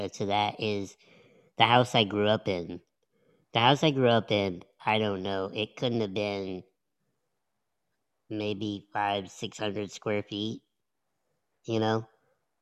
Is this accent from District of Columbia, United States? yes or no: no; Illinois, United States; moved away; also born or lived in Indiana; I grew up out there. I grew up like in Illinois, not what, maybe 30 something miles away from the time I was born